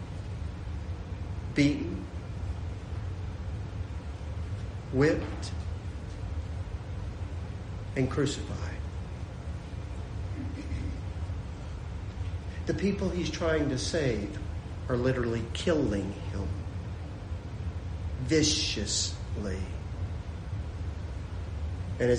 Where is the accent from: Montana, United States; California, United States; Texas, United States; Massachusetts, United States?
Texas, United States; Lubbock; moved away as an adult; I grew up in Lubbock, Texas